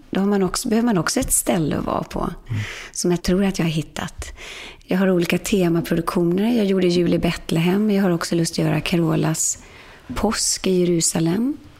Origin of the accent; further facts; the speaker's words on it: Sweden; komma hem till Sverige